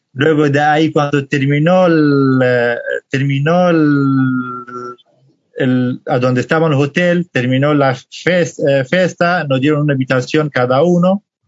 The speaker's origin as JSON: {"language": "Spanish", "town": "Halabja", "region": "Kurdistan Region", "country": "Iraq", "tie": "born or raised there", "second_language": "Spanish", "moved": "as an adult", "lives_now": "Argentina", "said": "soy kurdo, de parte del Kurdistán de Irak"}